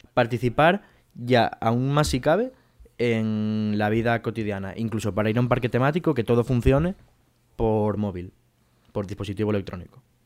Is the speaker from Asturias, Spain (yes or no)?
yes; Mieres, Asturias, Spain; moved away as an adult; now in Madrid, Spain; Yo estoy en mi casa ahora mismo en Madrid, que estoy aquí estudiando, pero yo soy de Mieres en Asturias